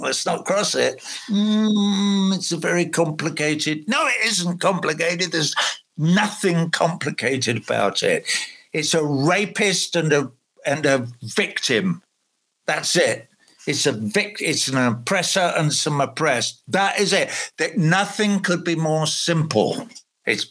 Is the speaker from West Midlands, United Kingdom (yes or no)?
no; London, United Kingdom; my hometown, London